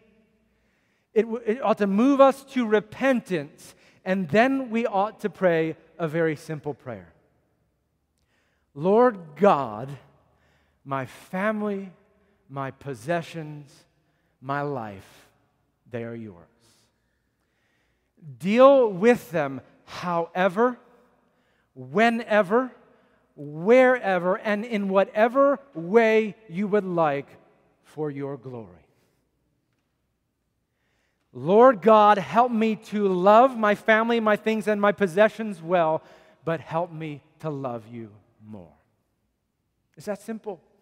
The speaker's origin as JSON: {"language": "English", "country": "United States", "said": "as American Christians"}